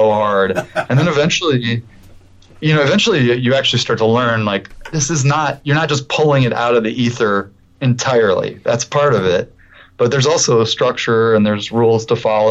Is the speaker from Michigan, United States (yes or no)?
yes; Detroit, Michigan, United States; I grew up in Detroit